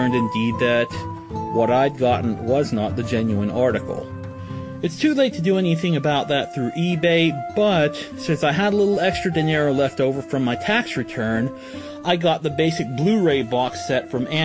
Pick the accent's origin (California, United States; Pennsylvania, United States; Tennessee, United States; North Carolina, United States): Pennsylvania, United States; Connellsville; I'm from Connellsville, Pennsylvania